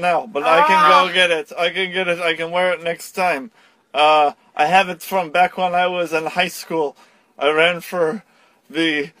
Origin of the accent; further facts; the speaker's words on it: Russia; English is a second language; I'm from Russia as well.